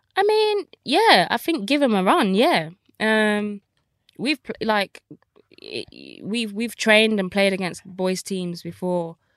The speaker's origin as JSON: {"language": "English", "town": "Birmingham", "region": "West Midlands", "country": "United Kingdom", "tie": "born or raised there", "said": "I grew up in Birmingham, council estate"}